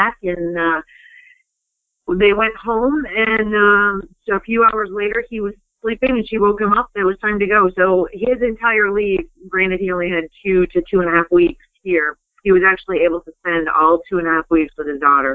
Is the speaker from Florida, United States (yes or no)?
no; Highgate, Vermont, United States; We grew up right around here in Franklin County, Vermont, in a little town called Highgate